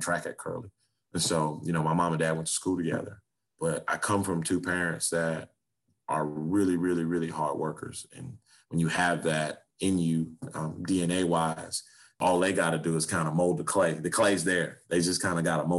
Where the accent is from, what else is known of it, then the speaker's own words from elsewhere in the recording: Miami, Florida, United States; I grew up in Liberty City